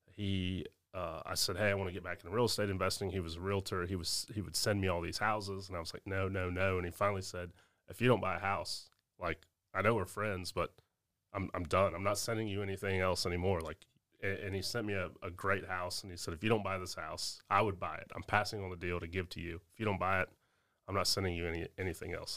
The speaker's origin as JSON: {"language": "English", "town": "Augusta", "region": "Georgia", "country": "United States", "tie": "born or raised there", "said": "here in Augusta, my hometown"}